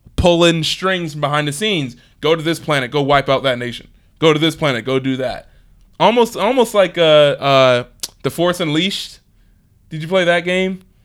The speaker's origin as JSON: {"language": "English", "town": "Philadelphia", "region": "Pennsylvania", "country": "United States", "said": "since I'm from Philly"}